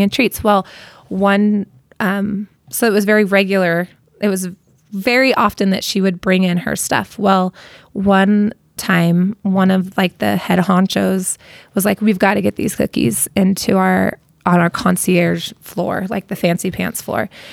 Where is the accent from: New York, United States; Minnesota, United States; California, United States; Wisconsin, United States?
California, United States; Costa Mesa; also born or lived in Inglewood; now in Utah, United States; I grew up in Costa Mesa